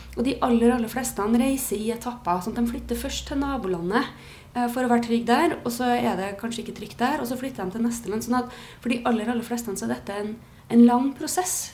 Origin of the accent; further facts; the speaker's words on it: Trondheim, Trøndelag, Norway; Jeg er fra Trondheim. Ja. Eh, bodd her mesteparten av livet.